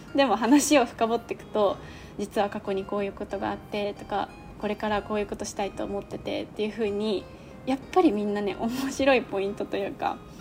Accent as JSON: {"language": "Japanese", "town": "Okazaki", "region": "Aichi", "country": "Japan", "tie": "born or raised there", "moved": "yes", "said": "私の地元は愛知県の岡崎市なんだけど"}